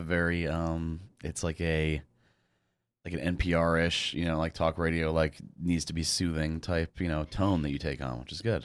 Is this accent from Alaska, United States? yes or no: no; Fairfield, Connecticut, United States; I grew up in Connecticut